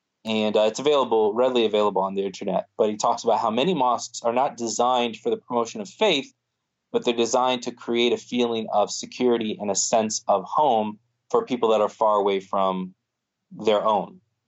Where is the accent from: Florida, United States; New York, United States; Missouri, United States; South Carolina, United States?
Florida, United States; I always used to joke because I grew up in Florida, I always used to joke that I was going to go and start a masjid on the beach